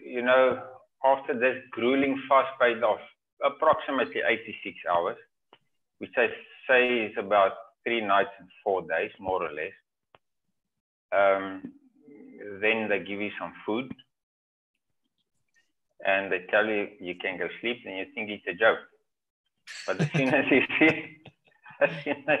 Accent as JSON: {"language": "English", "region": "Cape Province", "country": "South Africa", "said": "I'm from Cape Province."}